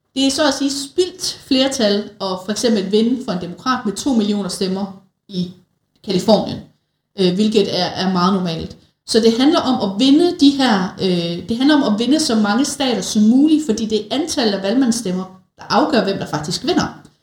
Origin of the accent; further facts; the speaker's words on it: Denmark; som danskere